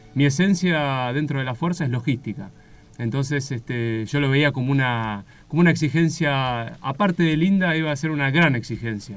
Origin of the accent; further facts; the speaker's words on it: Olavarría, Buenos Aires Province, Argentina; moved away as an adult; now in Antarctica; yo soy de oriundo de La Barría, este, ciudad en la que me crié, eh, crecí